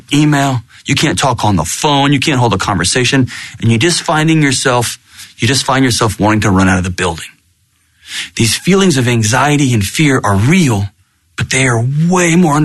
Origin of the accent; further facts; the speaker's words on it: Texas, United States; born and raised in Texas